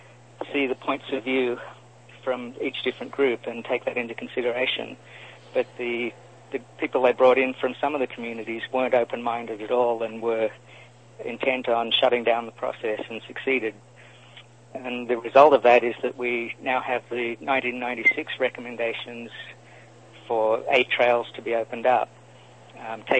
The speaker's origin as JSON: {"language": "English", "country": "Australia", "moved": "yes", "lives_now": "Los Angeles, United States", "said": "From Australia originally."}